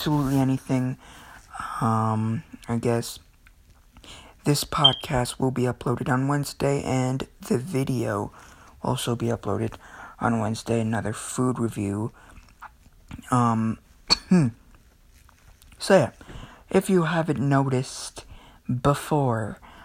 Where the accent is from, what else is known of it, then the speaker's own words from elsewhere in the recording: Philippines; I'm Filipino